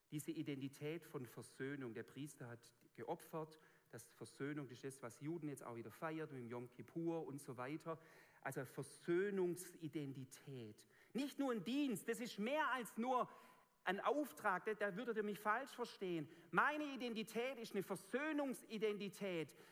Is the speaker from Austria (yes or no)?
no; a Swabian village, Germany; accent: Swabian; in meinem Dorf, wo ich aufgewachsen bin